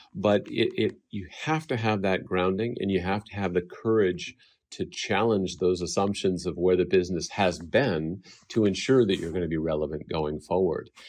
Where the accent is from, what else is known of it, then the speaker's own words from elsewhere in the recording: Bay Area, California, United States; also born or lived in Japan; growing up in the Bay Area